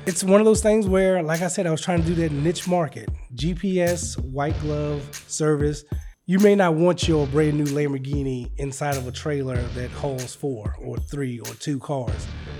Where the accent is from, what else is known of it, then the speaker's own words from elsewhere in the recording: Red Oak, Virginia, United States; I'm from a little small town called Red Oak, Virginia, which is a lot of people don't know about it.